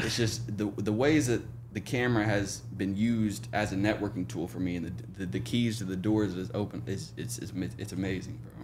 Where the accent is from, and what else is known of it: Oklahoma, United States; born or raised there; moved away as an adult; now in Jacksonville, United States